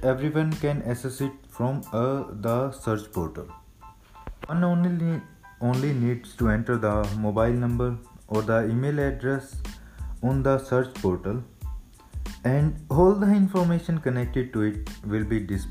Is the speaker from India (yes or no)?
yes; Rohtak, Haryana, India; also born or lived in Punjab; from Rohtak, Haryana